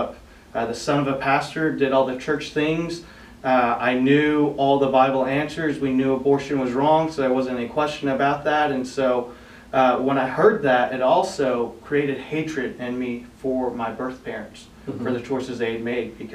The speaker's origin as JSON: {"language": "English", "town": "Norman", "region": "Oklahoma", "country": "United States", "tie": "born or raised there", "also_born_or_lived": "South Korea", "said": "I was brought to the States where I grew up in Norman, Oklahoma"}